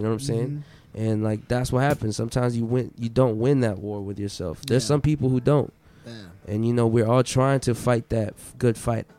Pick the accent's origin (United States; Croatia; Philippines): Philippines; Like being a Filipino is like something that you carry with excellence.